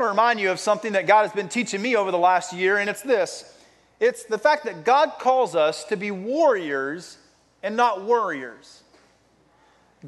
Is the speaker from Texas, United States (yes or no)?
yes; Texas, United States; I grew up in Texas